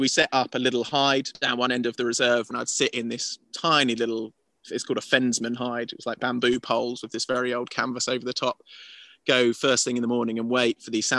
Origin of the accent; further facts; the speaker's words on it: Hertfordshire, East of England, United Kingdom; moved away as an adult; now in Spain; I grew up in Hertfordshire